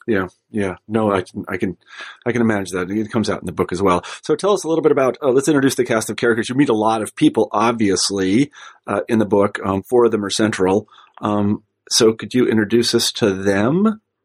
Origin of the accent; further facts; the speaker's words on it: Midwest, United States; I was like from the Midwest and I grew up in a humble background